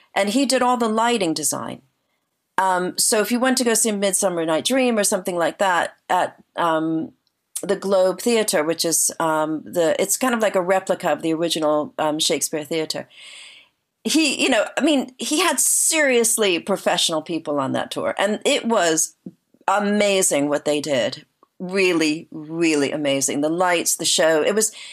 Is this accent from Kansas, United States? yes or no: no; New Jersey, United States; moved away as an adult; also born or lived in New York City; now in United Kingdom; I originally am from New Jersey. I'm from um, the same area that John Bon Jovi's from, and Bruce Springsteen, like sort of Central Jersey, like by the shore